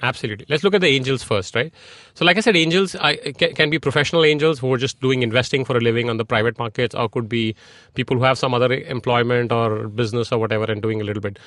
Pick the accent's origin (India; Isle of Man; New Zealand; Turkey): India; moved away as an adult; also born or lived in Silicon Valley, United States; I grew up in India